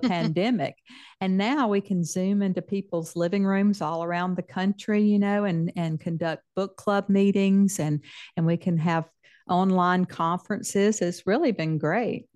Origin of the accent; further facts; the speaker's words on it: Mississippi, United States; accent: Southern; moved away as an adult; now in Texas, United States; I'm a Texan with a Southern accent because I spent most of my life in Mississippi